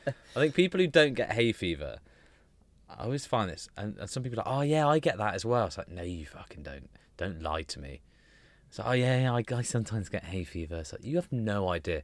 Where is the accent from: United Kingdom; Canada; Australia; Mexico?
United Kingdom; we're British